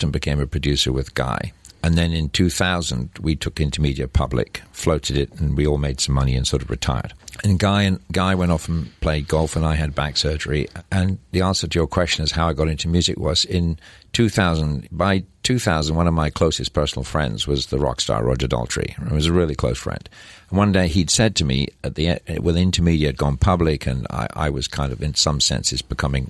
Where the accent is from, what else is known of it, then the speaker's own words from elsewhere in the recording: Scotland, United Kingdom; moved away as an adult; also born or lived in England / Persia / Dubai / New York; I'm from Scotland